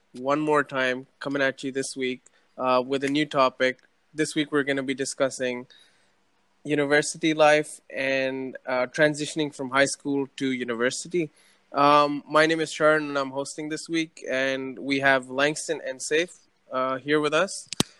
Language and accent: English; Sharjah, United Arab Emirates; also born or lived in Dubai; I've lived in Dubai my whole life, in Sharjah my whole life.